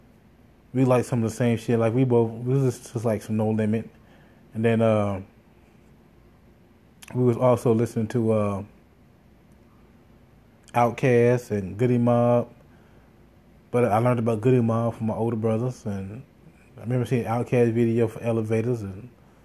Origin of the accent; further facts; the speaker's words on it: Gary, Indiana, United States; I grew up in Gary, Indiana